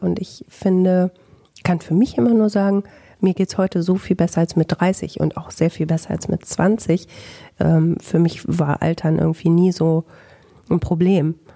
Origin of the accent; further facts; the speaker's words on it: Bielefeld, North Rhine-Westphalia, Germany; bei mir in meiner Heimat in Bielefeld